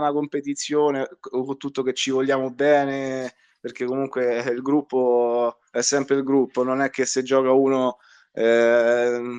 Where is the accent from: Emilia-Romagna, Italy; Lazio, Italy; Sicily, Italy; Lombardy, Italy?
Lazio, Italy; Civitavecchia; diciamo che noi, siccome siamo di Civitavecchia e, eh, e eh, facciamo una macchinata con eh, i ragazzi